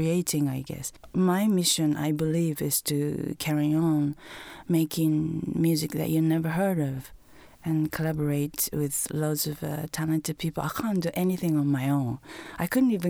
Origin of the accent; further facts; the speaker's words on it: Tokyo, Japan; also born or lived in Honolulu, Hawaii, United States; I was born and kind of raised in Tokyo, but going back and forth between Honolulu, Hawaii and Tokyo